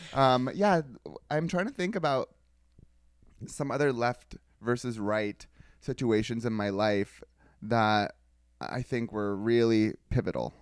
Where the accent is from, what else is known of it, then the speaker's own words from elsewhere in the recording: California, United States; growing up in California